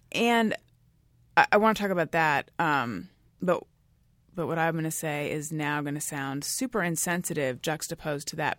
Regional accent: Orange County, California, United States; also born or lived in New York; now in California, United States; I grew up in Orange County, California, which is also where Gary grew up.

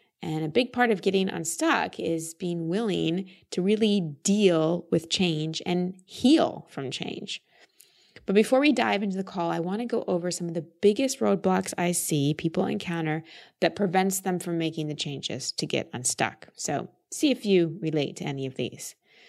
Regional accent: Dallas, Texas, United States; It's actually my hometown. I've just lost the accent over time. We moved to Dallas when I was like 2 years old, so I've always called Texas home.

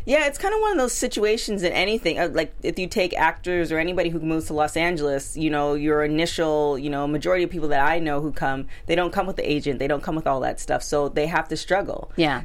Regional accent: Toronto, Ontario, Canada; I'm from Toronto

